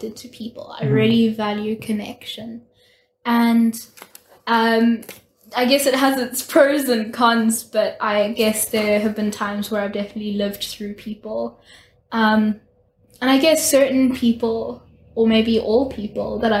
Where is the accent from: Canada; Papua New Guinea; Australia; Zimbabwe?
Zimbabwe; moved away as an adult; I'm from Zimbabwe. I went to Chizzy. I'm a Chizzy girl